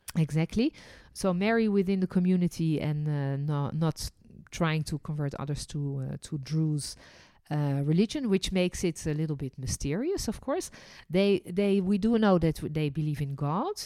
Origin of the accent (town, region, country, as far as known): Netherlands; born or raised there; also born or lived in France; now in Israel